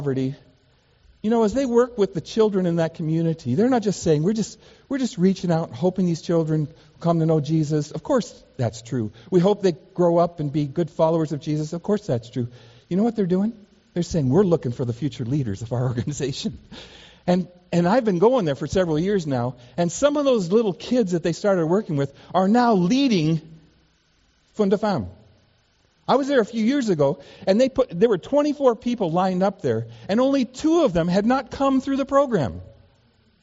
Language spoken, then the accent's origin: English; Seattle, Washington, United States; growing up in Seattle, Washington, kind of in a very sheltered life, not traveling when I was a kid